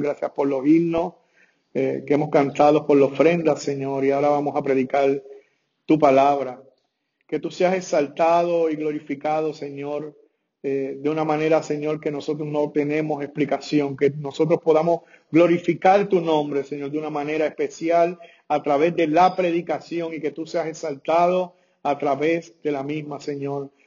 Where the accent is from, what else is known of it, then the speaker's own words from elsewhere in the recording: Puerto Rico; mi país, que yo soy puertorriqueño